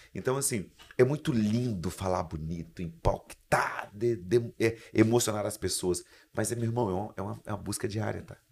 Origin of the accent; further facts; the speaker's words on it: Espírito Santo, Brazil; accent: capixaba; also born or lived in Vitória; eu sou um capixaba. É, o meu sotaque, sotaque é diferente